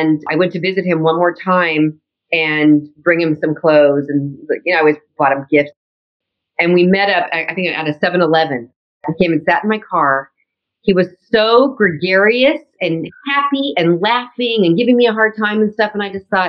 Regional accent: Orange County, California, United States; I'm from Orange County where Disneyland is from

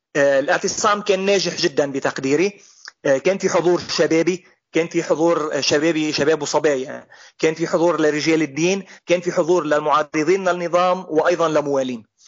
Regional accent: Golan Heights, Syria; نحن سوريين

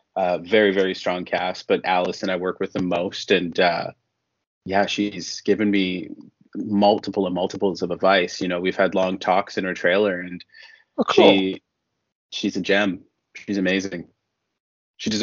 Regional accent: Toronto, Ontario, Canada; moved away as an adult; now in Vancouver, Canada; I'm originally from Toronto, but I've been in Vancouver now for 8 years.

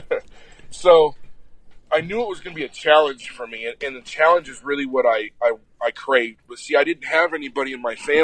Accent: Apache Junction, Arizona, United States; Born and raised in Apache Junction, Arizona

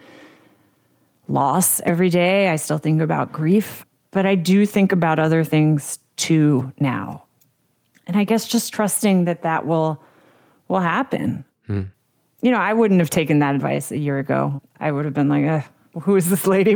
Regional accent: United States; as a kid growing up in America

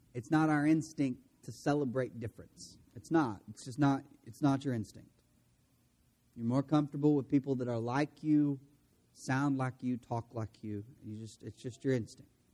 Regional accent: De Queen, Arkansas, United States; I grew up in DeQueen

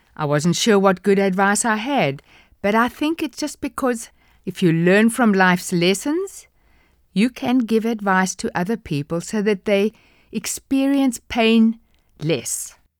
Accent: South Africa; accent: South African

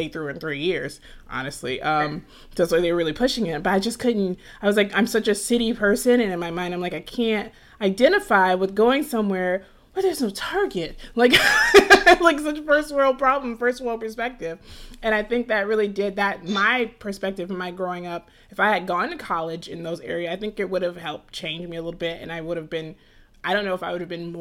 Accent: Atlanta, Georgia, United States; I grew up in Atlanta

